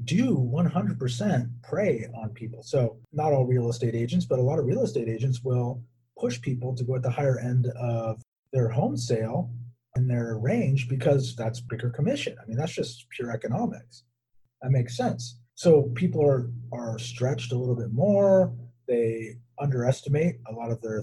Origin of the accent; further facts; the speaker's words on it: Southern California, United States; growing up in Southern California